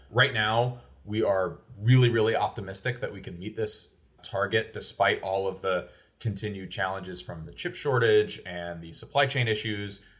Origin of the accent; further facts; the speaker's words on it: Oldham County, Kentucky, United States; moved away as an adult; my family moved to Kentucky in two thousand four when I was, like, nine years old. So even to this day, when people ask where I'm from, I always say I'm from Kentucky. Uh, specifically, I grew up in Oldham County